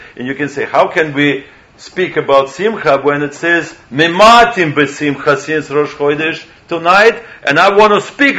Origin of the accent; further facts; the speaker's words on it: Moscow, Russia; When I grew up in Russia, I knew nothing. I didn't know Shabbat exists.